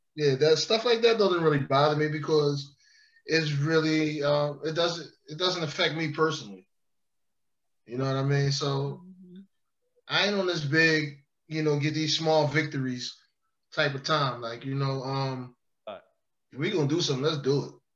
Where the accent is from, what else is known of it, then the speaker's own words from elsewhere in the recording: Philadelphia, Pennsylvania, United States; I'm from South Philadelphia, so there are definitely white boys that grew up in the hood.